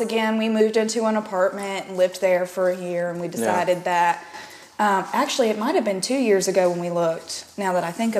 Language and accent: English; Yadkin County, North Carolina, United States; I grew up in Yakin County